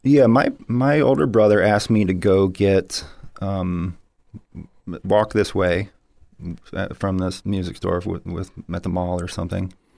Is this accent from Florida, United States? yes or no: yes; St. Petersburg, Florida, United States; I grew up in Saint Petersburg, Florida.